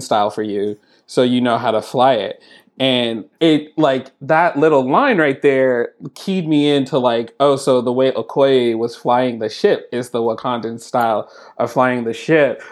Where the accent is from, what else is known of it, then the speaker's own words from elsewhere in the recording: San Francisco, California, United States; also born or lived in Oakland; I was born in San Francisco and there was a lot of time I spent in Oakland.